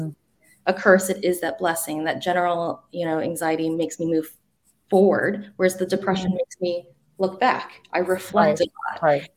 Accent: the South, United States; moved away; I grew up in the South

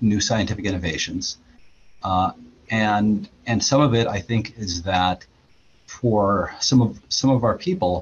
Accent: Pacific Northwest, United States; I grew up in the Pacific Northwest

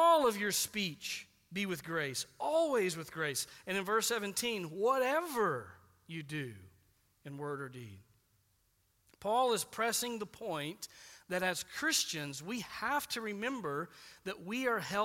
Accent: United States; we're Americans

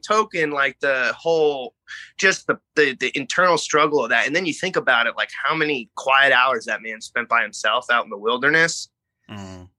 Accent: Bay Area, Northern California, United States; moved away as an adult; also born or lived in Los Angeles, United States; now in New York City, United States; I'm actually born and raised in California, so I'm from from the Bay Area, I'm from Northern California

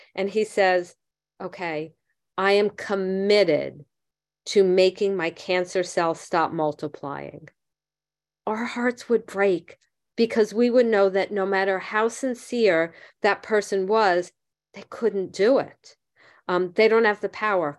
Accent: Miami Beach, Florida, United States; I grew up in Miami Beach.

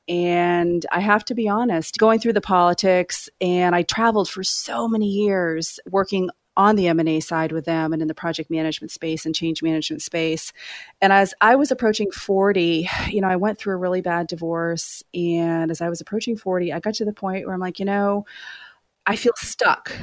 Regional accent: Maine, United States; moved away as an adult; also born or lived in Los Angeles; now in New York City, United States; I grew up in Maine

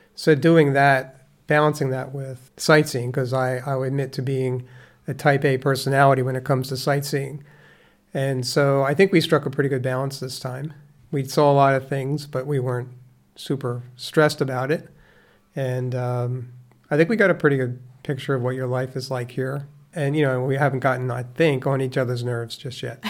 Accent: Conshohocken, Pennsylvania, United States; also born or lived in Dresher, Pennsylvania; I was born and raised in the small town of Conshohocken, Pennsylvania

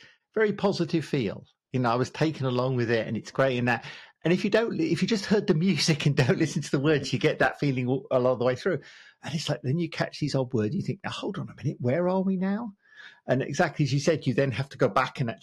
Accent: United Kingdom; As a British person

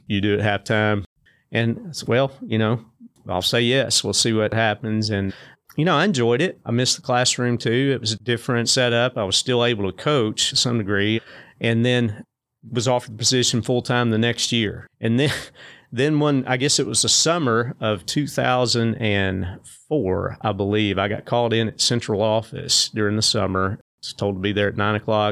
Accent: Springfield, Tennessee, United States; Springfield, about thirty miles north of Nashville, and, you know, just had the, the typical childhood, was blessed to grow up close to a bunch of other kids

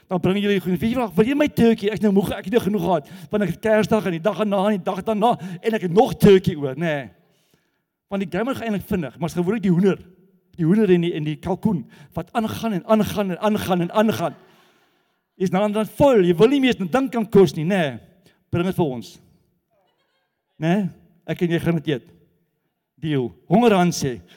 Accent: Gauteng, South Africa; maar die Kaapenaars wat waar kom jy vandaan? Jy van Gauteng. Wat's fout? Ek gaan nie jou berg steel nie. So die Kaapenaars glo dat ons van Gauteng af wil die berg kom steel.

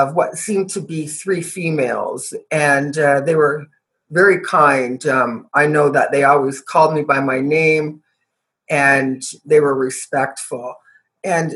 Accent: Canada; I was born and raised in Canada

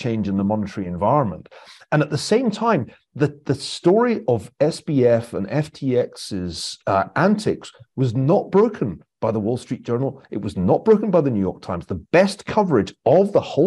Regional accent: Scotland, United Kingdom; we take football seriously in Scotland

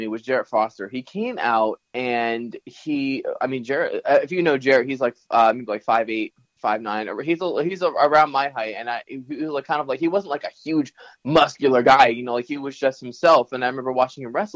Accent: Morris County, New Jersey, United States; I grew up in New Jersey. I'm from North Jersey

